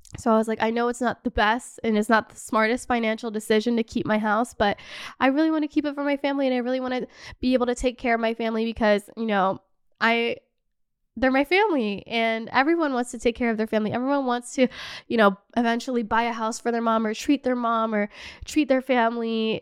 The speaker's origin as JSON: {"language": "English", "country": "Canada", "also_born_or_lived": "Los Angeles", "moved": "as an adult", "lives_now": "Paris, France", "said": "As a Canadian"}